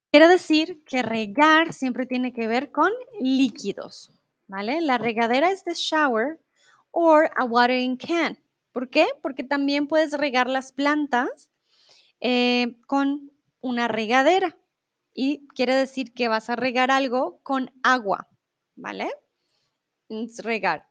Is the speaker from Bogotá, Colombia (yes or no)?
yes; Bogotá, Colombia; also born or lived in Mexico; now in Germany; soy de Colombia, de la capital de Bogotá. Comúnmente vivo en Alemania, ahora estoy en México